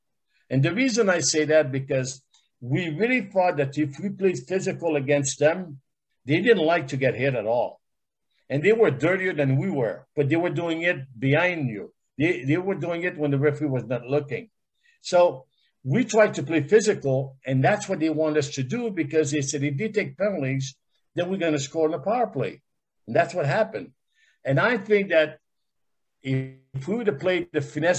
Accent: Quebec City, Quebec, Canada; moved away; also born or lived in San Diego; when I was growing up in Quebec City, I used to watch Hockey Night in Canada

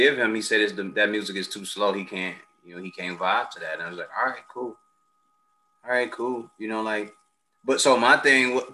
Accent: United States; as a Black man growing up in America

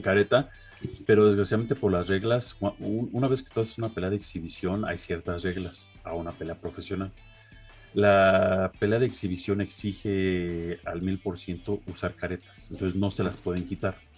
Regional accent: Los Angeles, California, United States; cerca de donde yo crecí, ahí en Los Ángeles

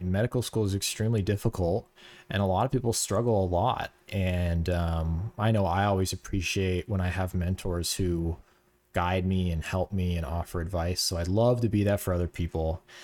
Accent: Florida, United States; moved away as an adult; now in New York, United States; we're both from Florida, um, and we kinda grew up in the same area, went to the same high school

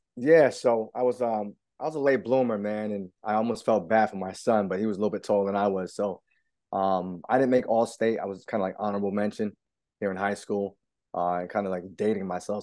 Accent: East Providence, Rhode Island, United States; I'm born and raised in East Providence

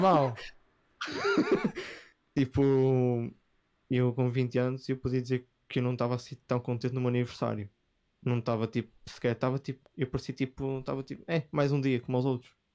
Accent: Vila Nova de Gaia, Norte, Portugal; eu sou de Gaia

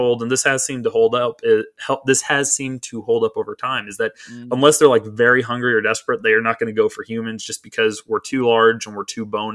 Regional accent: Waco, Texas, United States; now in Florida, United States; growing up in Waco, Texas, when I was like in first grade

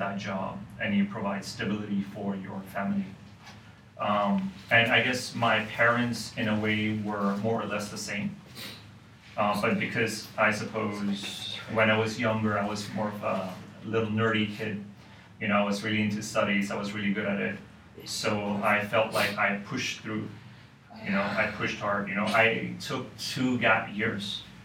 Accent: Hong Kong; I was actually born and raised in Hong Kong. So I've literally been here my whole life, actually

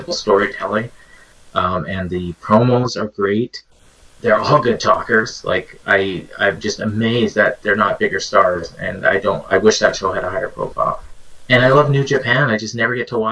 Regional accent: Canada; I'm Canadian

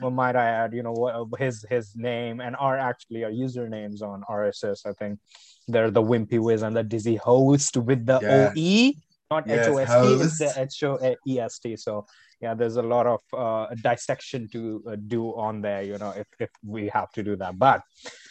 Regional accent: India; moved away; I am originally from India. That's where I grew up

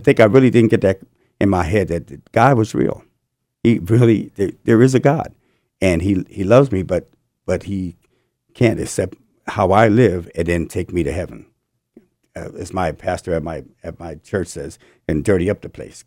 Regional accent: New Jersey, United States; moved away as an adult; also born or lived in California; I'm from New Jersey, and I moved out to California in eighty, eighty-two

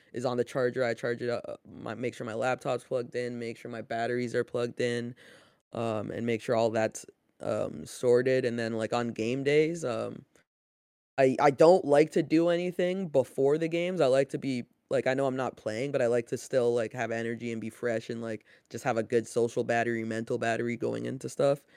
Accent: Canada; growing up in Canada, North America, basketball was always there

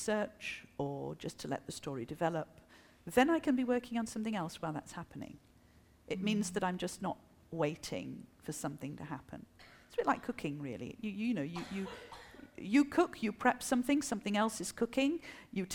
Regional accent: France; first language French; English is a second language; also born or lived in England; I'm French

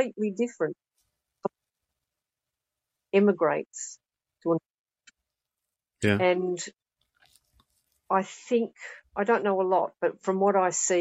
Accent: Australia; now in United Kingdom; I'm Australian

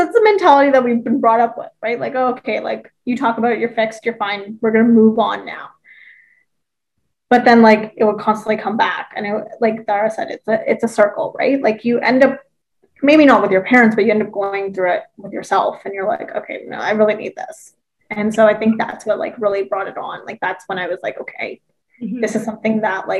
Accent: Thornhill, Ontario, Canada; also born or lived in Woodbridge; growing up in Thornhill, Woodbridge, like, I was surrounded by predominantly white people

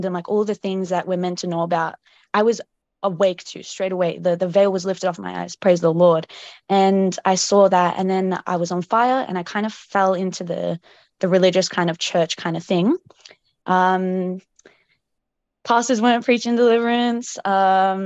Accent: Melbourne, Victoria, Australia; I'm from Australia, Melbourne

